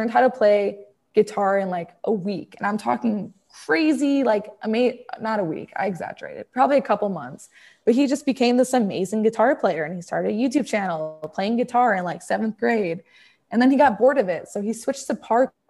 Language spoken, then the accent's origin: English; Naperville, Illinois, United States; now in Dallas, United States; I come from Naperville. I grew up most of my life in Naperville, which is a suburb of Chicago